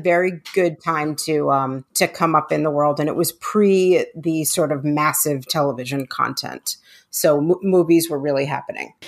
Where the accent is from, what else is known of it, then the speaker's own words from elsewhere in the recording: New York City, New York, United States; I grew up in New York City